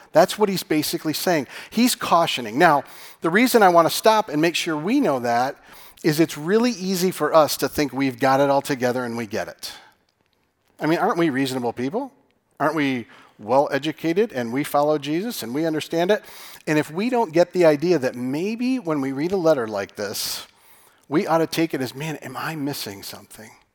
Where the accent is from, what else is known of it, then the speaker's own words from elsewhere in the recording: Michigan, United States; I'm from Michigan.